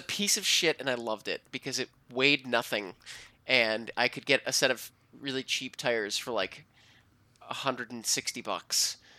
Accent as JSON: {"language": "English", "town": "Cleveland", "region": "Ohio", "country": "United States", "tie": "born or raised there", "moved": "yes", "said": "Swenson's, which is my hometown drive-in"}